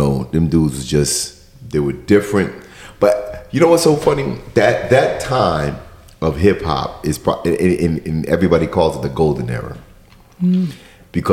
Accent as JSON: {"language": "English", "region": "New York", "country": "United States", "tie": "born or raised there", "said": "growing up in New York"}